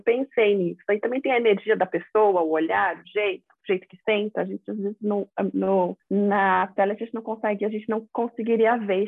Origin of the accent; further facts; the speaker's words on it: São Paulo, Brazil; also born or lived in Rio de Janeiro; eu sou aqui de São Paulo, vim de novo para cá